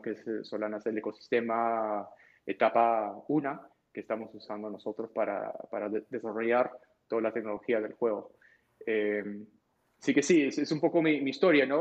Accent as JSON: {"language": "Spanish", "country": "Peru", "tie": "born or raised there", "said": "yo nací en Perú"}